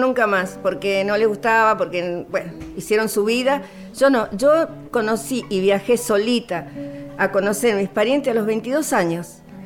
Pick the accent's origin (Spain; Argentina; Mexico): Argentina; Buenos Aires; also born or lived in Loreto, Santiago del Estero; yo nací en Loreto. Me he criado en Buenos Aires.